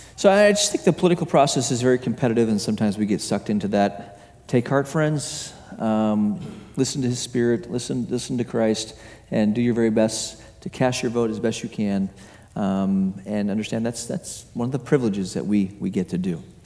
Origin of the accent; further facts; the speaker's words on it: Hong Kong; moved away; I, I grew up in Hong Kong um, as a young kid